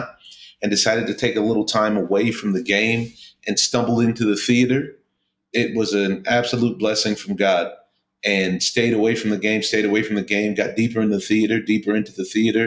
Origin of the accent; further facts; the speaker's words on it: Southern California, United States; I grew up in Southern California